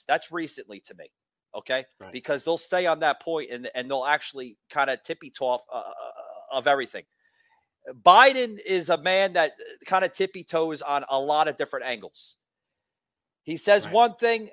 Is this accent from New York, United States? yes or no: yes; New York City, New York, United States; now in Atlanta, United States; I'm originally from New York City, as you can probably hear in my voice